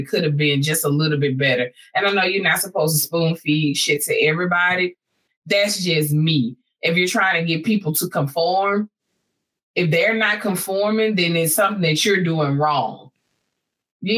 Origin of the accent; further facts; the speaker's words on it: Texas, United States; I'm a Texan by blood